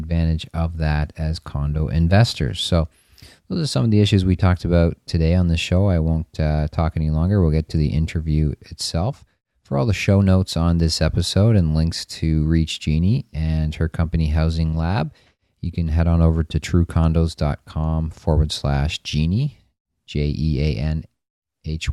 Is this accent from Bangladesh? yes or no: no; Toronto, Ontario, Canada; as Torontonians